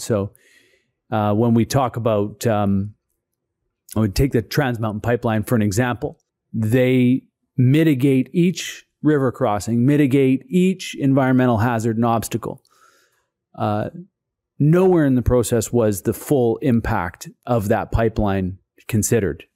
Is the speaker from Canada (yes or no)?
yes; Brentwood Bay, British Columbia, Canada; born and raised on Chautauqua Village, uh, in the Husaynich Territory. It's Sartla First Nation